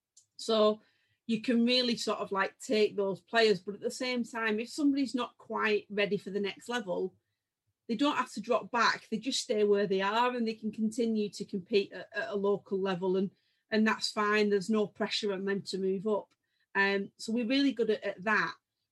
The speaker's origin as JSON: {"language": "English", "region": "England", "country": "United Kingdom", "said": "And I think we're really proud from England of the amount of very, very good players we've produced."}